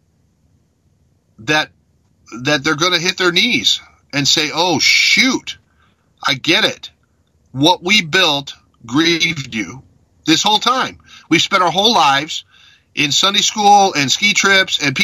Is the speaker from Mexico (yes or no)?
yes; Mexico; moved away; I grew up in Mexico, where in every village there's a big cathedral